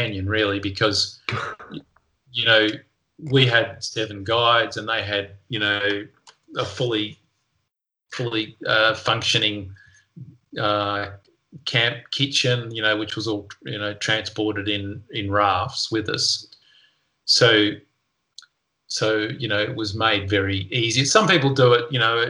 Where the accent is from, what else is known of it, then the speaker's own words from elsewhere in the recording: Melbourne, Victoria, Australia; moved away as an adult; now in Tasmania, Australia; I grew up in Melbourne